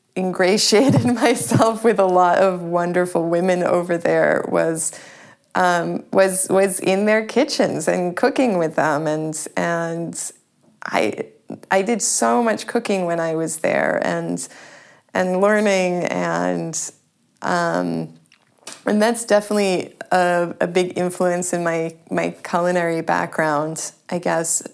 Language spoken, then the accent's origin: English; Sharon, Massachusetts, United States; moved away as an adult; also born or lived in Boston / Prague / Paris; now in Berlin, Germany; I was born in Boston. I grew up in a town outside of Boston. It's called Sharon